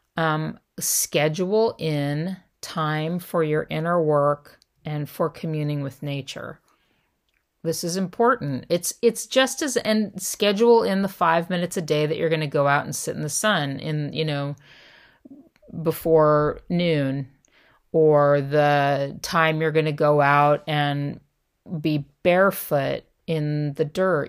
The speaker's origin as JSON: {"language": "English", "region": "Southern California", "country": "United States", "tie": "born or raised there", "said": "I grew up in Southern California"}